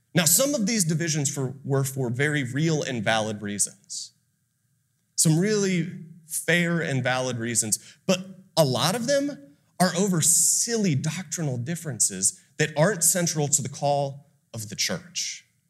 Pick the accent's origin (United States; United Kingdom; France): United States; Austin, Texas; also born or lived in Ohio; I'm from Austin, it's right down the road